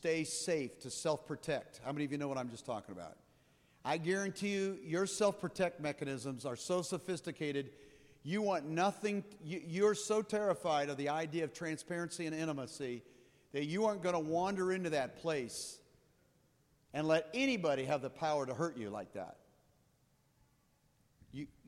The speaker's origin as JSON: {"language": "English", "region": "Midwest", "country": "United States", "tie": "born or raised there", "also_born_or_lived": "Colorado", "said": "I'm from here. This is my hometown."}